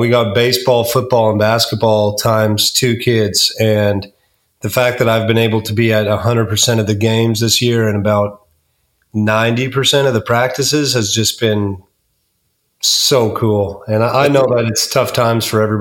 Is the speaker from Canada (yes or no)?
yes; La Crete, Alberta, Canada; moved away as an adult; now in Spring Hill, United States; I'm from Lacreed, Alberta. I grew up there